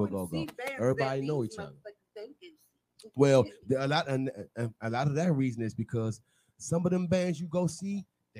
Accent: Maryland, United States; I'm not from D.C. I'm from Maryland.

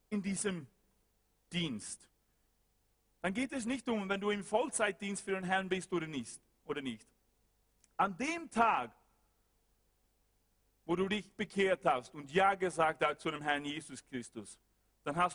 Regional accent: West Coast, Sweden; German is a second language; Ich war dort ein Student und ich wohnte dort und ich äh, komme nicht aus Stockholm, ich komme aus der Westküste

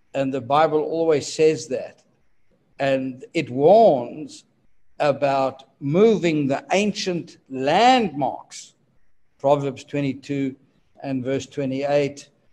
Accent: South Africa; my birth country, which is South Africa. His head office was just a few miles from my hometown

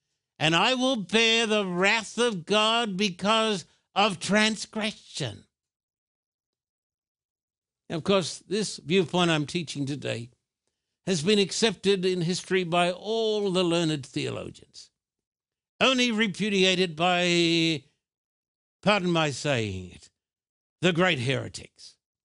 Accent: Australia; now in United States; But when I was brought up in Australia, that oil was the cure for every sickness under the sun.

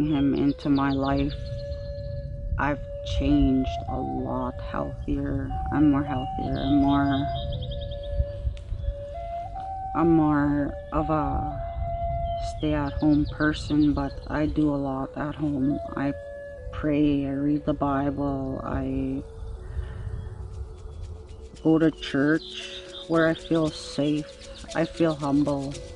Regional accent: Maskwacis, Alberta, Canada; I'm from Wascuches, Alberta

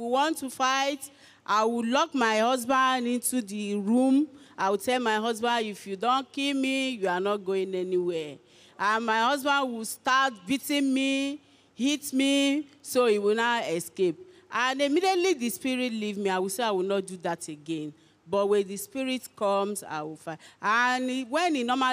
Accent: Ebonyi, Nigeria; now in Osun State, Nigeria; I'm from Ebonyi State. I reside in Osun State.

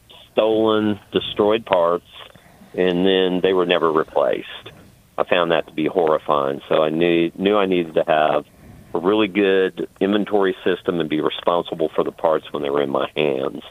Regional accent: Evansville, Indiana, United States; I'm originally from Evansville, Indiana.

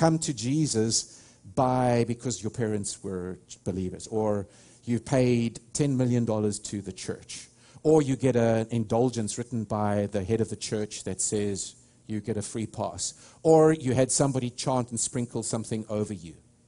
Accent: South Africa; moved away as an adult; now in United States; I'm a South African, I don't have an accent

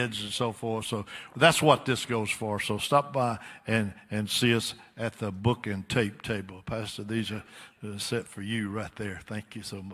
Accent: Alabama, United States; from Alabama.

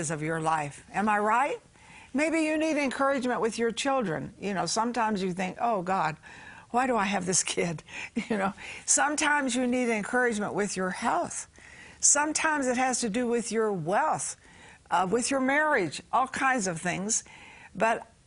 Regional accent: Texas, United States; I was born in Texas

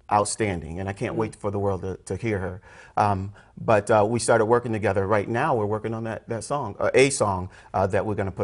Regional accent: Lockport, New York, United States; I was born in Lockport, New York.

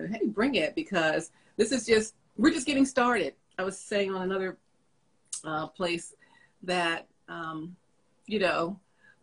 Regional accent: Philadelphia, Pennsylvania, United States; moved away; we're from Philly, we got these Philly people

